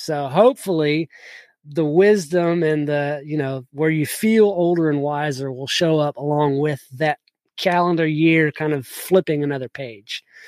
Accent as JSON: {"language": "English", "region": "South Georgia", "country": "United States", "tie": "born or raised there", "also_born_or_lived": "Kentucky", "said": "I grew up in South Georgia"}